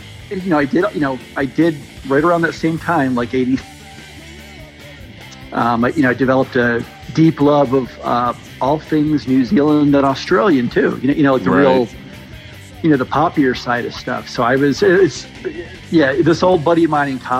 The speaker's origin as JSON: {"language": "English", "region": "New Jersey", "country": "United States", "tie": "born or raised there", "said": "I grew up in South Jersey"}